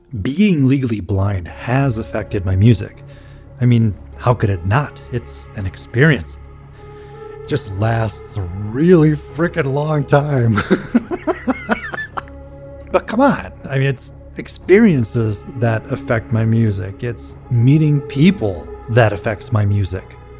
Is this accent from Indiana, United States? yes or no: no; Minneapolis, Minnesota, United States; I am a composer from Minneapolis, Minnesota.